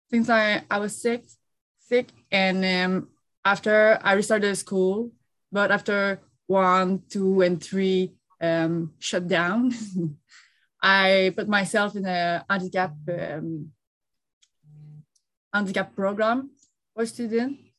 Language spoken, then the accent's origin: English; Quebec, Canada; I live uh, in uh, Quebec, Montreal, Canada, and that's where I grew uh, in a little uh, country. Just, I- am not a city girl.